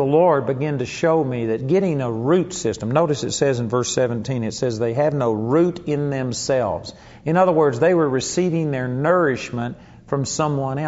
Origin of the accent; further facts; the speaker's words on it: Arlington, Texas, United States; the house that I grew up in Arlington, Texas